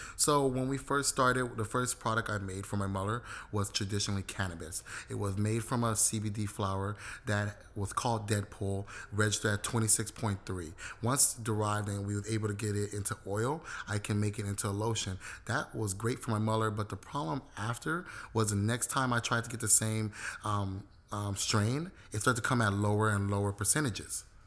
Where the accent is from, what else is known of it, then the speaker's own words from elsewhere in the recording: Los Angeles, California, United States; I was born and raised in South Central, but I have historical ties to both Belize and Jamaica